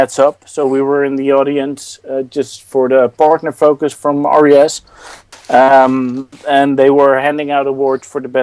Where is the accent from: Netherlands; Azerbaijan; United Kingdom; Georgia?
Netherlands; I'm from the Netherlands.